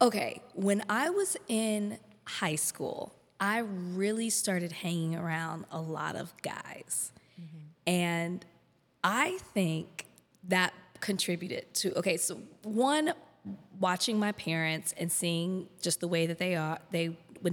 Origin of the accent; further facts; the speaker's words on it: Texas, United States; moved away as an adult; also born or lived in Miami; now in Los Angeles, United States; I'm from Texas